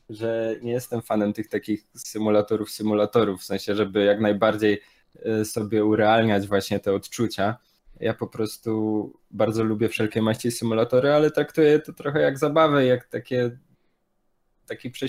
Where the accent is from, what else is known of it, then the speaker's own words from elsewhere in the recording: Silesian Voivodeship, Poland; Jestem Ślązakiem, bo jestem ze Śląska